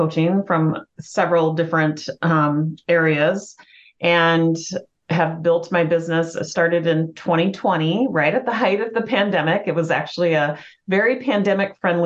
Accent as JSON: {"language": "English", "region": "Washington", "country": "United States", "moved": "as an adult", "lives_now": "Lakeville, United States", "said": "I'm actually originally from Washington State"}